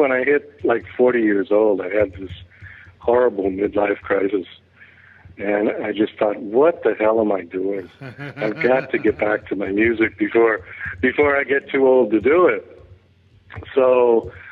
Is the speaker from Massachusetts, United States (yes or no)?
yes; Boston, Massachusetts, United States; I grew up in Boston